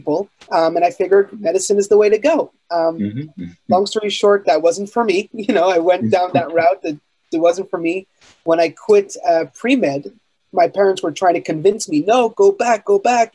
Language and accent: English; Montreal, Quebec, Canada; I was born and raised in Montreal, Canada.